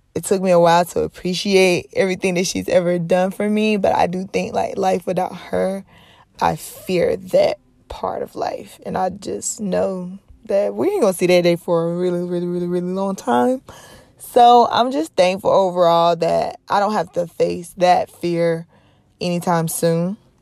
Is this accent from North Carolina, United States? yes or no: yes; North Carolina, United States; now in Los Angeles, United States; I live here in Los Angeles, California. But I'm originally from North Carolina